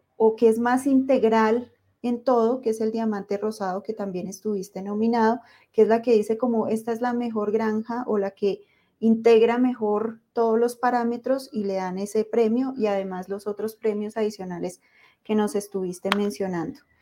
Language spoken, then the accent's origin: Spanish; Colombia; los que somos de Colombia